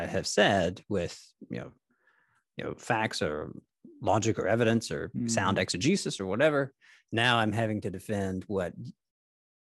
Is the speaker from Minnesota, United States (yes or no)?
no; Nashville, Tennessee, United States; growing up in Nashville